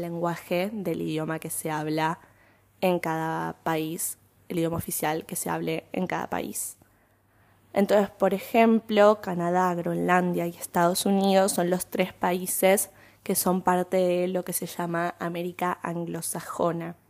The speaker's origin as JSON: {"language": "Spanish", "region": "Buenos Aires", "country": "Argentina", "tie": "born or raised there", "said": "nací y vivo en Buenos Aires"}